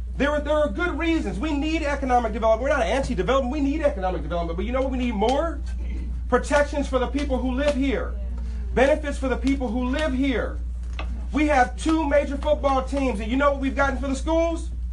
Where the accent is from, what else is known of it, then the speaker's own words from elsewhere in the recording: Inglewood, California, United States; I am from Inglewood, raised in this community, graduated from Morningside High School